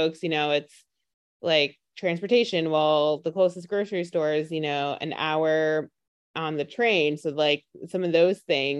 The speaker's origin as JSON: {"language": "English", "region": "New York", "country": "United States", "said": "I'm from New York, and I don't know, bodegas, they're just essentially like your convenience market, but I always grew up saying bodega"}